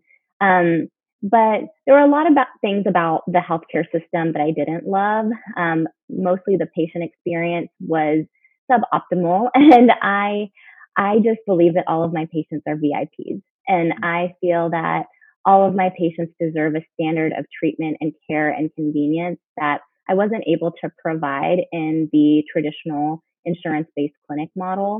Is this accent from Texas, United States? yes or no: yes; Houston, Texas, United States; also born or lived in Chicago area (Northwestern) / New Orleans / Pittsburgh; now in San Antonio, United States; I'm from Texas for medical school, went to Baylor in my hometown, Houston